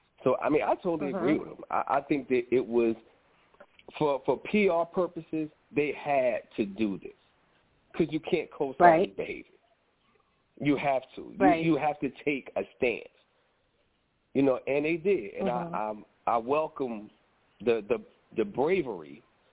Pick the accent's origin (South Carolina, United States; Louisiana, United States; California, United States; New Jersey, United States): New Jersey, United States; moved away; also born or lived in Atlanta; being from Atlanta, born and raised in New Jersey